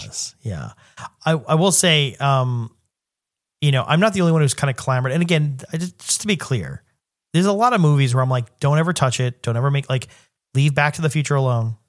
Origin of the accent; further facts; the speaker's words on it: New York City, New York, United States; growing up in New York City